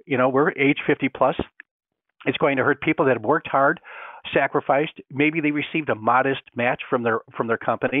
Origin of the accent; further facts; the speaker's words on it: Great Lakes, United States; I grew up in a cold climate, okay? Four definite seasons, I grew up on Lake Erie